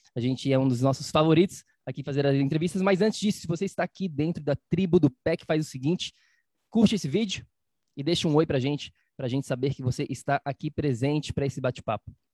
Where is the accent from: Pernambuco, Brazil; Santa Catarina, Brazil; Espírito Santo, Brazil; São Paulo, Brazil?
Santa Catarina, Brazil; Florianópolis; eu sou de Florianópolis